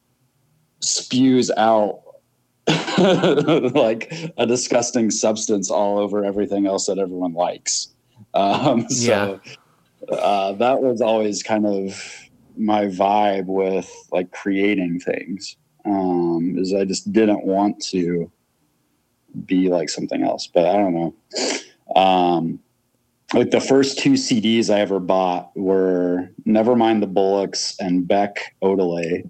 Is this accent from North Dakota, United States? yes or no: no; Greensburg, Indiana, United States; moved away as an adult; now in Chicago, United States; I'm from Greensburg, Indiana.